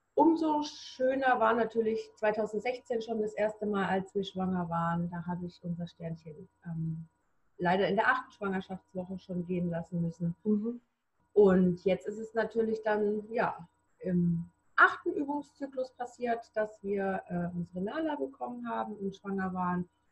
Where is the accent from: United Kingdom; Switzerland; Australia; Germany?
Germany; near Reutlingen, Stuttgart area, Baden-Württemberg; ich komme aus der Nähe von Reutlingen, Stuttgarter Bereich, im Baden-Württemberg